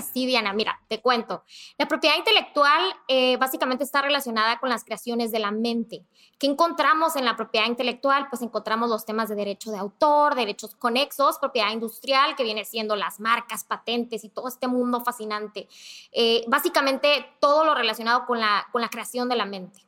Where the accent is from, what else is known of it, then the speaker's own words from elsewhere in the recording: Mexicali, Baja California, Mexico; now in Tijuana, Mexico; soy de Mexicali